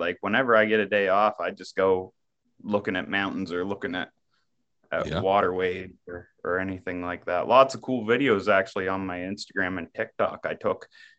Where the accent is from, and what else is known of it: Upper Miramichi, New Brunswick, Canada